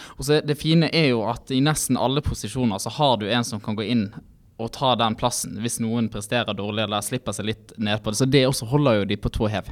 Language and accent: Norwegian; Bergen, Vestland, Norway; Det var nok mange bergensere, og oss sjøl inkludert